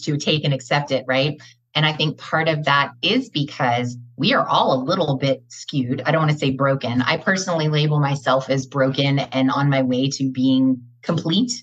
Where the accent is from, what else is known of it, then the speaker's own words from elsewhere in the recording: Los Angeles, California, United States; also born or lived in Gainesville, Georgia / Greater Metro Atlanta, Georgia; now in Atlanta, United States; I was born and raised in West Los Angeles, but relocated to the Gainesville, Georgia area